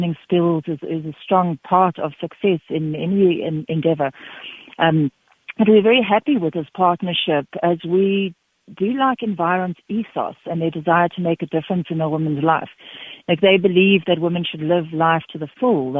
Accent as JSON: {"language": "English", "area": "Knysna", "region": "Western Cape", "country": "South Africa", "moved": "yes", "lives_now": "Free State, South Africa", "said": "I'm from Nisner in the Cape"}